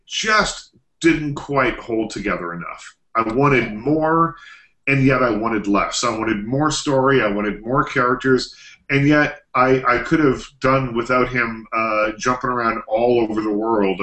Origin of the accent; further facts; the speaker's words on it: Nova Scotia, Canada; These are my people. I'm from Nova Scotia